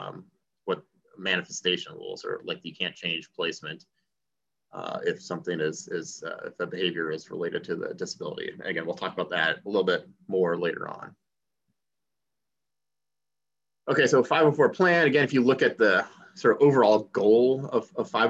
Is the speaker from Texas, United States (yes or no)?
no; Indiana, United States; I grew up in Indiana